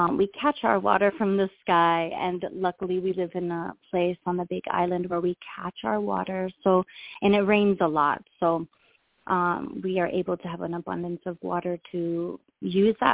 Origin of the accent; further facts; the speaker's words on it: Ontario, Canada; moved away as an adult; now in Hawaii, United States; I was born in Ontario, Canada.